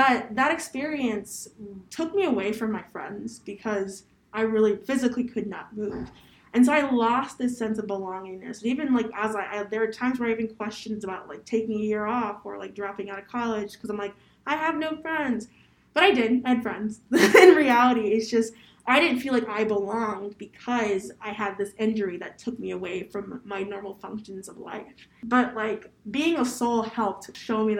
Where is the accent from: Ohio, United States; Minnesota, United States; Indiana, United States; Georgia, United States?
Ohio, United States; Columbus; I'm from Columbus, Ohio